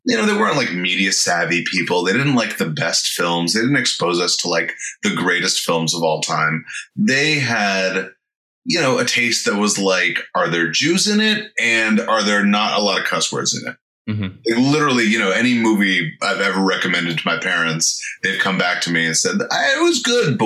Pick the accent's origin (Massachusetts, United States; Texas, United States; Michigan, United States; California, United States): California, United States; San Fernando Valley; I grew up in San Fernando Valley.